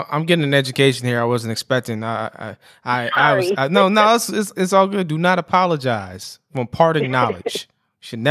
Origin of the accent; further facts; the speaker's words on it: Prince George's County, Maryland, United States; I'm from PG